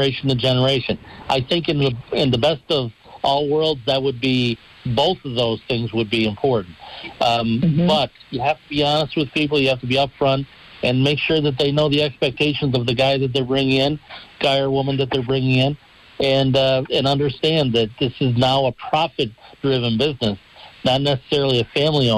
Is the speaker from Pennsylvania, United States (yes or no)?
yes; Dunmore, Pennsylvania, United States; in my hometown of Dunmore, back home